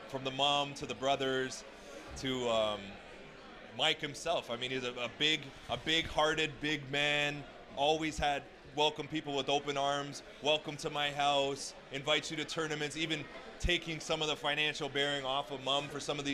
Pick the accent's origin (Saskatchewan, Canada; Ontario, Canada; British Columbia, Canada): Ontario, Canada; Toronto; born or raised there; also born or lived in Vancouver